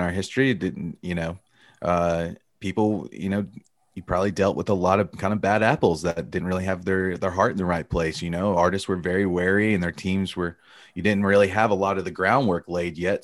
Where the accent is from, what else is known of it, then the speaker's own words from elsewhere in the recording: Alabama, United States; I grew up in Alabama, a Bama boy.